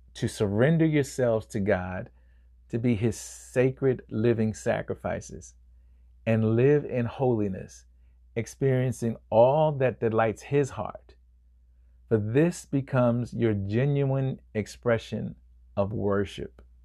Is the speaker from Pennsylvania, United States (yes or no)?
yes; Chester, Pennsylvania, United States; my hometown of Chester, uh, Chester, Pennsylvania